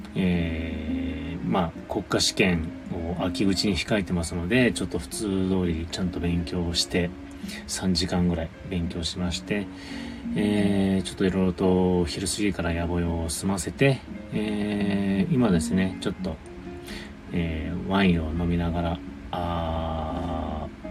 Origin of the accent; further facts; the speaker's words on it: Hokkaido, Japan; now in Kanto, Japan; 北海道、地元が北海道なんですよ。出身